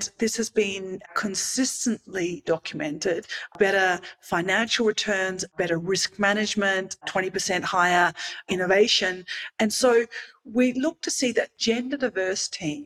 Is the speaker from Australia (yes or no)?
yes; Australia; now in Mexico; I grew up in Australia